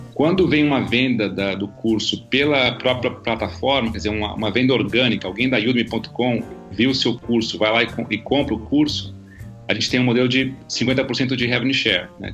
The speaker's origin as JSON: {"language": "Portuguese", "country": "Brazil", "said": "como brasileiro"}